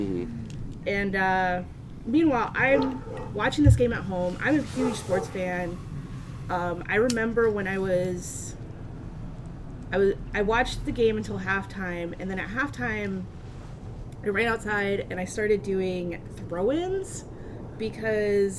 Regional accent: Michigan, United States; I was growing up in Michigan. My parents were working in Pontiac, Michigan

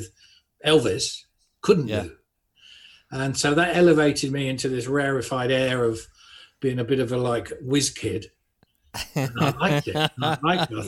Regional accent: Buckingham, South East England, United Kingdom; I grew up in Buckingham, Buckinghamshire

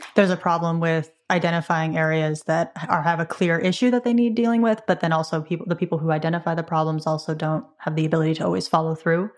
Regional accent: California, United States; as the Californian

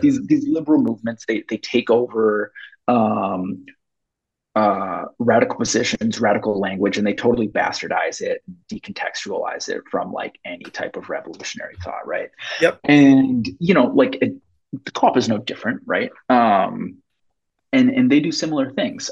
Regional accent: Minneapolis, Minnesota, United States; I grew up in South Minneapolis

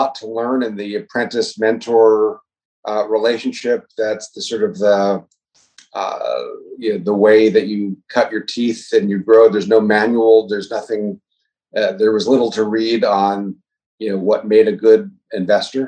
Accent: New York City, New York, United States; moved away as an adult; also born or lived in Baltimore; now in Chicago, United States; I'm actually from New York originally. I grew up in New York City and been here about 30 years

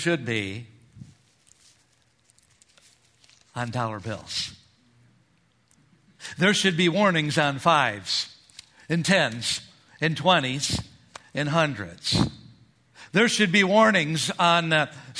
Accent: Minnesota, United States; moved away; I grew up in Minnesota

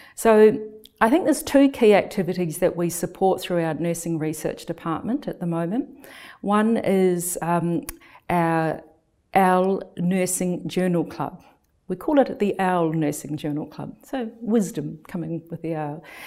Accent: New Zealand; moved away as an adult; also born or lived in United Kingdom; now in Melbourne, Australia; I'm originally from New Zealand, and when I returned to New Zealand

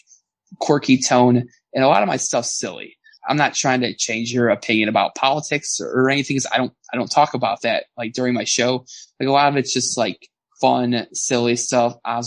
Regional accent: Berwyn, Illinois, United States; So my hometown, that's where I grew up

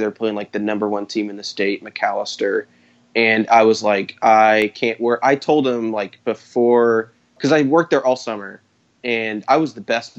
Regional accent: Tulsa, Oklahoma, United States; growing up in Tulsa

